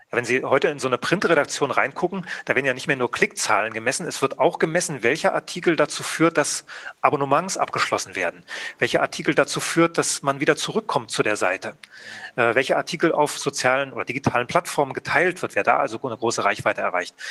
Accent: GDR, East Germany, Germany; Ich bin ja aus der DDR

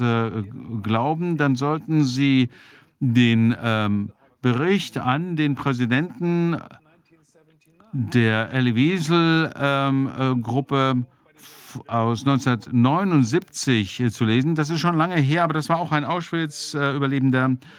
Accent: Germany; ich bin ja auch Deutscher

